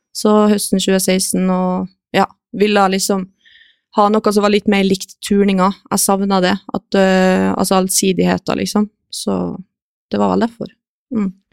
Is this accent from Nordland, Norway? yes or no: no; Kristiansund, Møre og Romsdal, Norway; moved away; jeg begynte vel høsten 2016, tror jeg, hjemme i Kristiansund